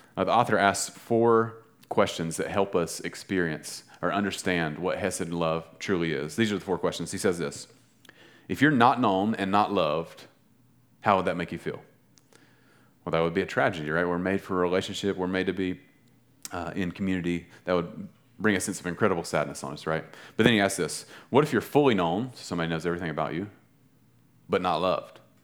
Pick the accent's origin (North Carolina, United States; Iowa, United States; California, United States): North Carolina, United States; Western; I'm a boy from Western North Carolina